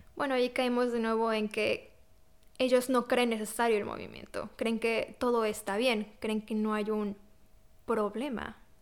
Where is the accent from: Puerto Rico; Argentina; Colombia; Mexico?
Mexico; moved away as an adult; now in Poland; yo nací y crecí en México